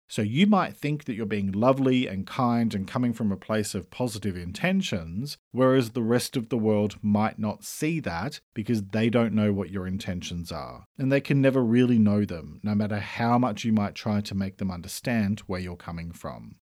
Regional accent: Australia; I'm an Australian writer and speaker

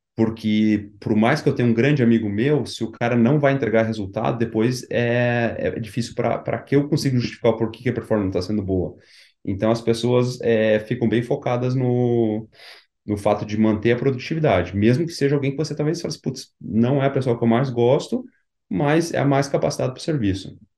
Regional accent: Curitiba, Paraná, Brazil; moved away as an adult; now in College Station, United States; eu sou de Curitiba

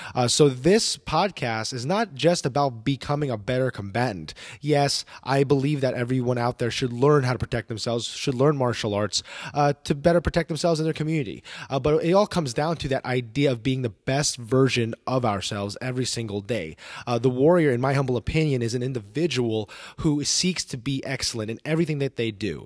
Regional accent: New Jersey, United States; also born or lived in New York City; now in Dallas Fort Worth, United States; I was born in New York City, uh, raised in the state of New Jersey, uh, but now I call the great state of Texas home

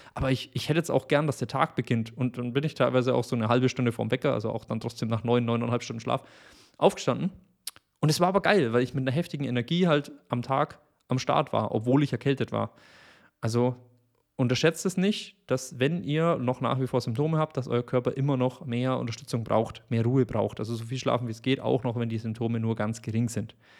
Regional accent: Bavaria, Germany; ich komme aus Bayern

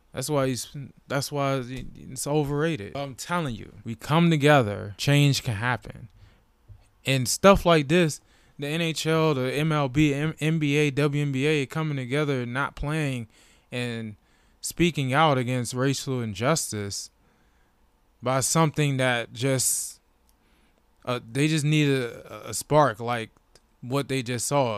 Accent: Washington, District of Columbia, United States; born or raised there

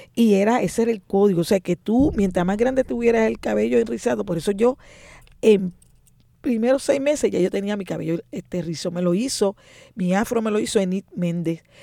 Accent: San Juan, Puerto Rico; Nací en Río Piedra, nada menos que en lo que llaman la segunda unidad

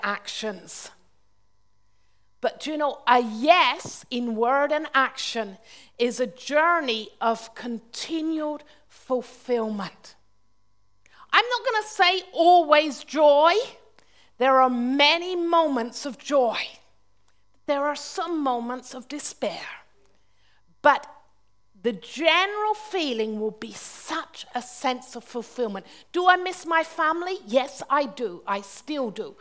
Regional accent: Launceston, South West England, United Kingdom; moved away; also born or lived in Austria; I was growing up in Cornwall

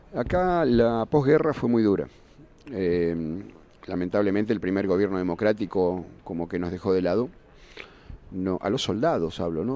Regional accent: Argentina; soy tan argentino como cualquiera

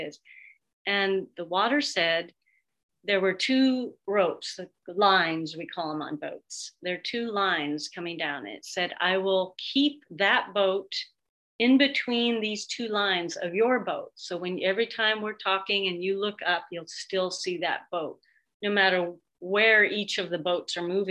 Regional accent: Seattle, Washington, United States; also born or lived in New York; I'm from Seattle, still live in Seattle

